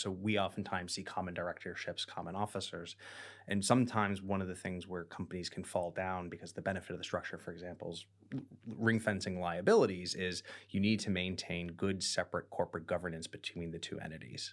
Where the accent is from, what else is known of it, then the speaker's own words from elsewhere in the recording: United States; now in London, United Kingdom; we are an American doing business in Britain